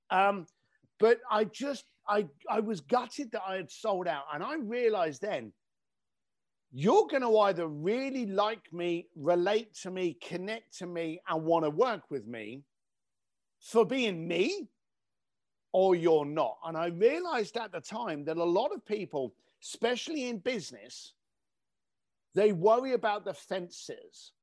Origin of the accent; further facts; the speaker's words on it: London, United Kingdom; moved away; I grew up in East London